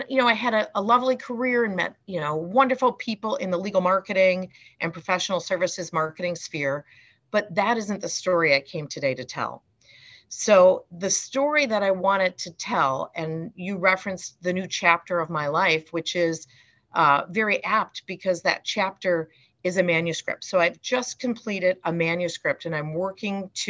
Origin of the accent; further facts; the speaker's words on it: Wisconsin, United States; now in Chicago, United States; I had a wonderful childhood growing up in Wisconsin with two loving, caring parents